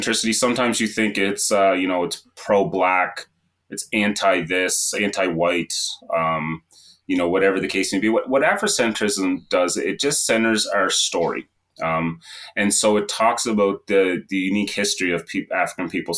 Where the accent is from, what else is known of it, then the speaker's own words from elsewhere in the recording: Sydney, Nova Scotia, Canada; I'm from Whitney Pier, which is a cultural mosaic or a melting pot community located in Cape Breton Island in Nova Scotia. So I'm at the very far east coast of this beautiful country. And I've been born and raised here